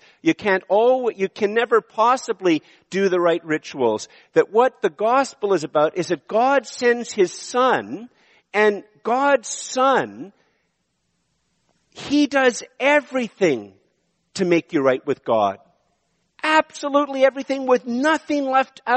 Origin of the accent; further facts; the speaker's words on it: Ottawa, Ontario, Canada; also born or lived in Montreal; I was born in Montreal, and I've lived in Ottawa most of my life